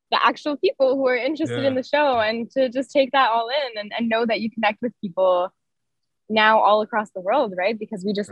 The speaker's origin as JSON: {"language": "English", "town": "Toronto", "region": "Ontario", "country": "Canada", "tie": "born or raised there", "said": "I grew up in Toronto. I was born and raised there"}